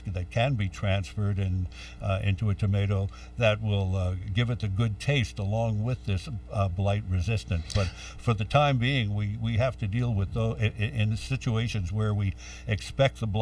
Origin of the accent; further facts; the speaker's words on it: New York City, New York, United States; growing up in the Bronx